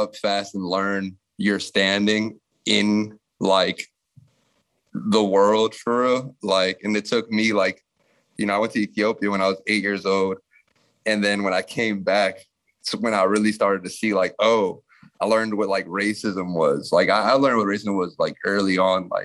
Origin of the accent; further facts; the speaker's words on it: Takoma Park, Maryland, United States; also born or lived in Washington, District of Columbia, United States / Prince George's County, Maryland; I was born in Tacoma Park, Maryland. Was raised out there. Which is like on the borderline of DC and Maryland